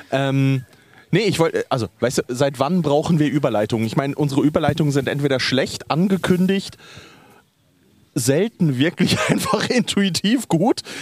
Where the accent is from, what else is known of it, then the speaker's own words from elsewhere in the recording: Switzerland; wir in der Schweiz